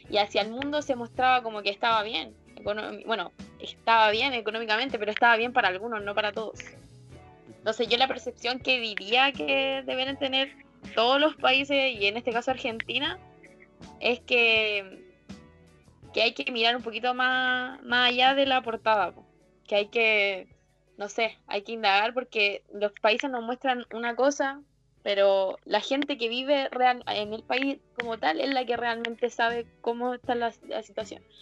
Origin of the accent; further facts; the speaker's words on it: Spain; now in Chile; es la misma percepción que yo tenía siendo española. Chile, capitalismo sano, eh, todo está bien, pero en realidad no, uno llega acá y se da cuenta de la desigualdad tan grande que existe.